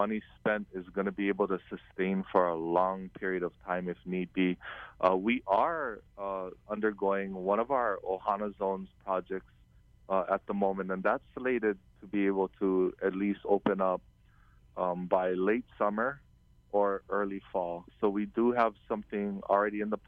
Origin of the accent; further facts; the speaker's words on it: Kauai, Hawaii, United States; growing up on Kauai in an island like Kauai